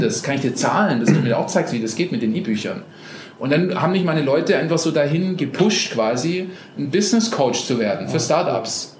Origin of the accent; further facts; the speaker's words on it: Germany; moved away as an adult; also born or lived in Costa Rica; ich aus Deutschland komme und eigentlich ein Handwerker bin